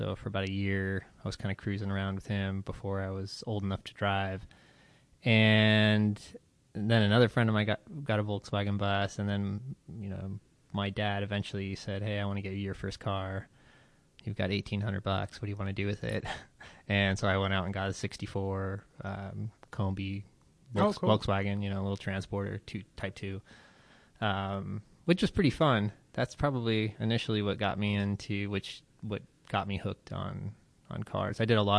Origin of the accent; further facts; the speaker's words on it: Las Vegas, Nevada, United States; I grew up in Las Vegas, Nevada, but my father is from Akron, Ohio.